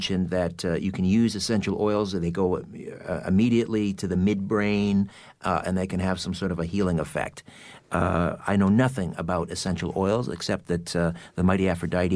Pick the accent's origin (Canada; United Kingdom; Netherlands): United Kingdom; I'm British